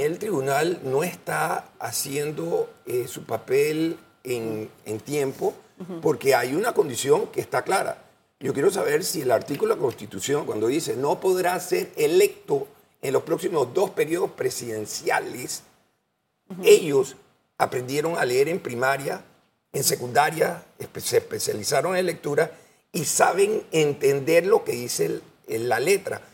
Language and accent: Spanish; Panama; Yo voy a hacer mi trabajo como panameño